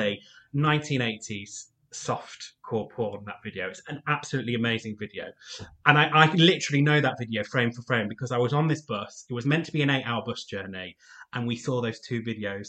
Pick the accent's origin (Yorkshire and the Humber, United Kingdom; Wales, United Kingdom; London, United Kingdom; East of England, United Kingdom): Yorkshire and the Humber, United Kingdom; York; I grew up in a village on the edge of York